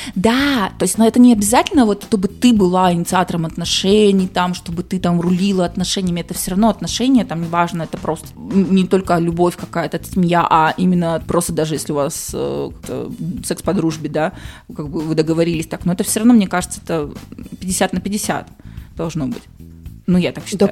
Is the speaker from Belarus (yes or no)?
no; Urals, Russia; мы, уральцы, наоборот, привыкли к тому, что там снег